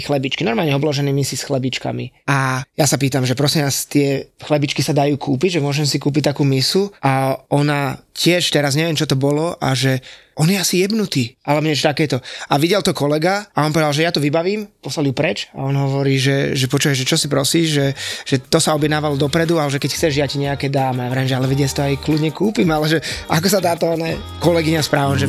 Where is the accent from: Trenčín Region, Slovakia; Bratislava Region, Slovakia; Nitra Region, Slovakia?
Bratislava Region, Slovakia; Bratislava; A že z Bratislavy